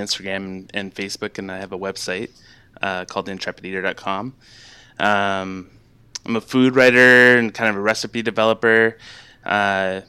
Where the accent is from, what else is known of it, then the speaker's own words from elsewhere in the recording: London, Ontario, Canada; moved away as an adult; also born or lived in Quebec / Alberta; now in Kingston, Canada; I grew up in London, Ontario, which is kind of southwestern